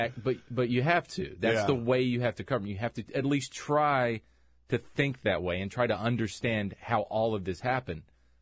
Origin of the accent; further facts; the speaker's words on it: rural North Carolina near Charlotte, United States; having grown up in rural North Carolina near Charlotte